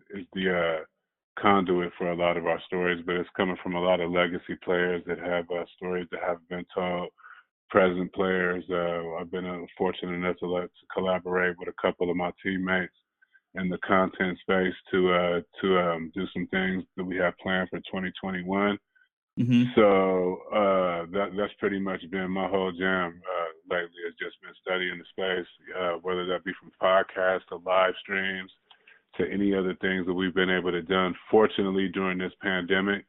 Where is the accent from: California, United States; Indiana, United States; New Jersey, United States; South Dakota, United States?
California, United States; San Diego; also born or lived in Oakland, California / Seattle; I was born in Oakland, grew up in San Diego